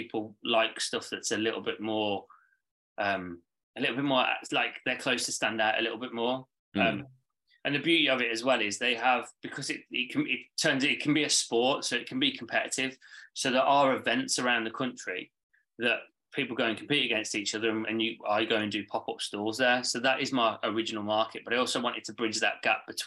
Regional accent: Birmingham, West Midlands, United Kingdom; moved away; I'm from Birmingham originally

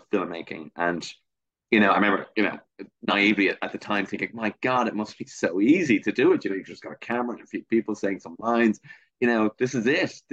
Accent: Dublin, Leinster, Ireland; I grew up in Leafy Castle Knock in North Dublin. And to this day, I'm still here.

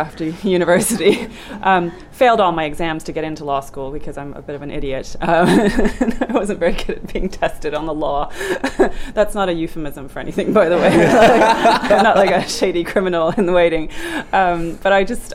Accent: Norway; moved away; also born or lived in Germany; grew up in Norway, just across the North Sea

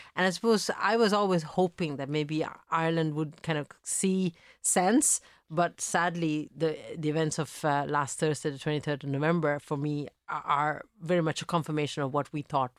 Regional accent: Italy; I am I grew up in Italy. I was born mm-hmm. in Italy to Sri Lankan parents. So I had this experience of already growing up in a country that sadly now has a lot of racial attacks.

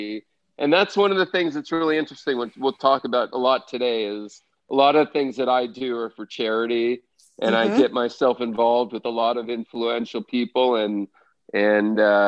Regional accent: Beverly Hills, California, United States; There's no place like home, Beverly Hills. Born and never left it.

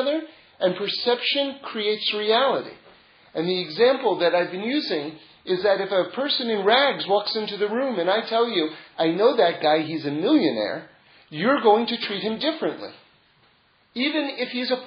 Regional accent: New York City, New York, United States; moved away; also born or lived in Los Angeles; I grew up in New York City

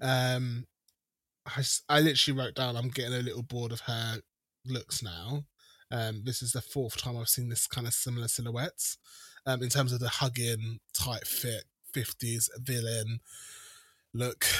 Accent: United Kingdom; I'm British.

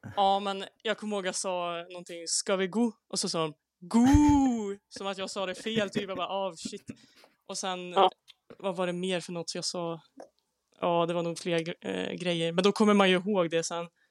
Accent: Säffle, Värmland, Sweden; så jag kommer också från Säffle i Värmland.

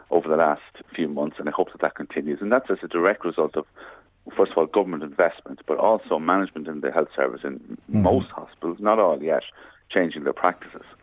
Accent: Ireland; as Irish people, we often hear, oh, there's so much emigration.

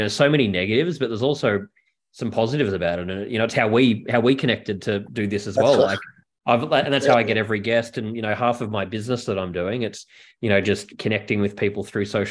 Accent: Melbourne, Victoria, Australia; now in New York, United States; I'm from Melbourne and in New York

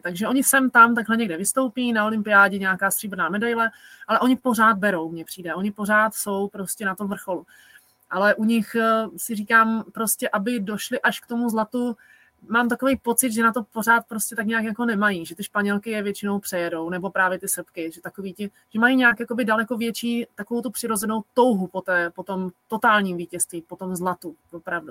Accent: Czechia; u nás v Čechách

